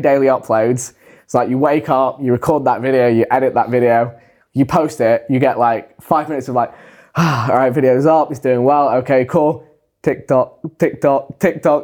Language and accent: English; England, United Kingdom